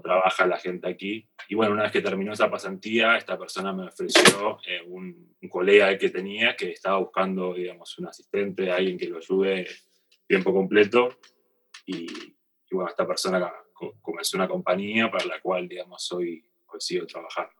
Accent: Argentina; moved away as an adult; also born or lived in North America; irme de, Argentina, ¿no? Eh, el dejar la comodidad de estar en mi país, en mi familia, mis amigos

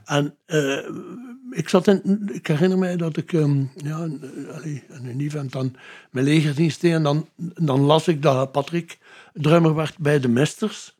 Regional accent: Ghent, Flanders, Belgium; Gent, eigenlijk Mario Kerken gewoond. Met de ouders, maar ben geboren in Gent.

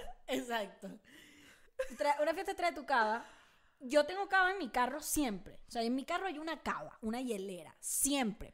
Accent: Caracas, Capital District, Venezuela; also born or lived in El Tigre, Venezuela; now in Mexico City, Mexico; Caracas es un valle, la ciudad donde yo, donde yo me crié y nací

